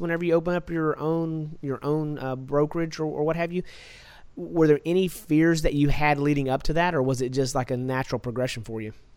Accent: Texas, United States; I'm from Texas

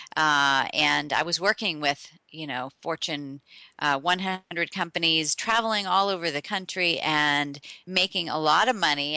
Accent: Tulsa, Oklahoma, United States; I was born in Oklahoma, in Tulsa

